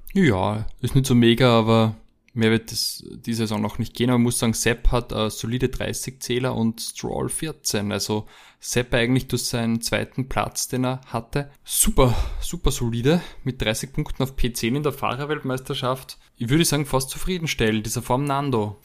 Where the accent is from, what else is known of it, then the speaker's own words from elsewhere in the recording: Austria; bei uns in Österreich